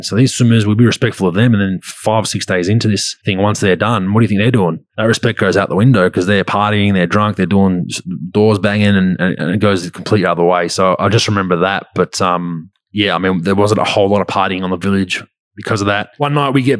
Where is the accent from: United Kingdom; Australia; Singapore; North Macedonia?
Australia; also born or lived in Utah; we're all Australian on that national team